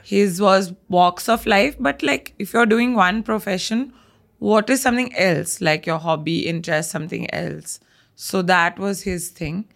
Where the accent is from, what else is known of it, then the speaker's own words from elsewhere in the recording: Bangalore, Karnataka, India; I'm a Punjabi that's more South Indian because I've been born and brought up in Bangalore